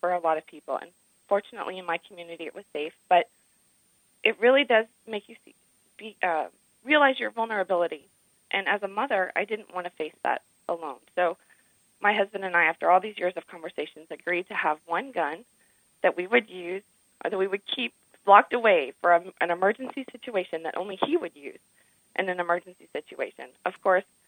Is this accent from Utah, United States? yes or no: no; Dallas, Texas, United States; I grew up in Dallas. I grew up in a big city